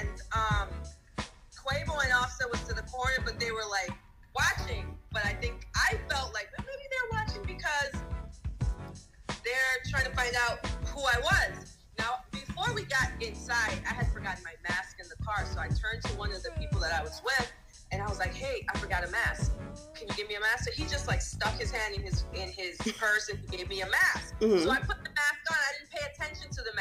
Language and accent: English; U.S. Virgin Islands; I came all the way from the Virgin Islands.